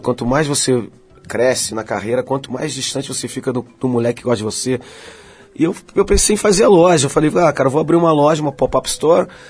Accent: Rio de Janeiro, Brazil; Eu nasci no subúrbio do Rio, nasci em Madureira

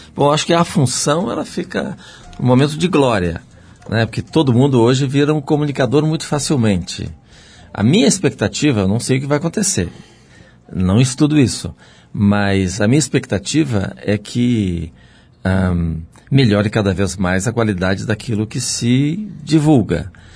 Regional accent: Rio Grande do Sul, Brazil; moved away; Sou gaúcho

